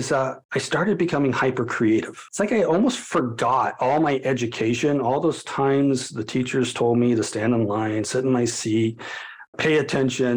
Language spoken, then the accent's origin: English; Colorado, United States; my hometown of Colorado